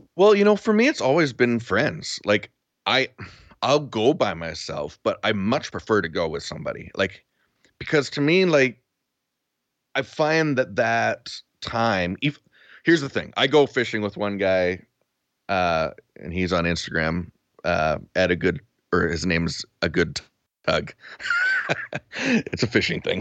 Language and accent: English; Duncan, British Columbia, Canada; moved away as an adult; now in Spruce Grove, Canada; I grew up in Duncan, so the Cowichan River was our, our river.